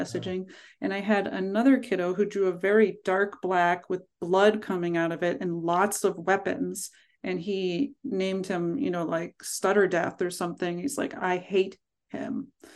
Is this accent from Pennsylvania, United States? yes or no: yes; Pittsburgh, Pennsylvania, United States; now in Vermont, United States; I grew up in Pittsburgh